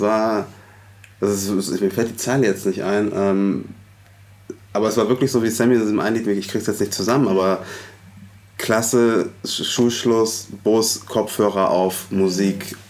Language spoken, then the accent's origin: German; Hamburg, Germany; ich bin in Hamburg-Alsterdorf aufgewachsen.